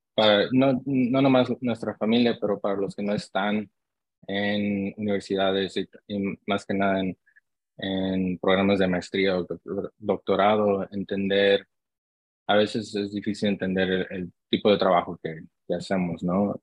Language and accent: Spanish; Long Beach, California, United States; also born or lived in Santa Ana, California; yo nací aquí en, en Santa Ana, California y crecí en, ah, en Long Beach, California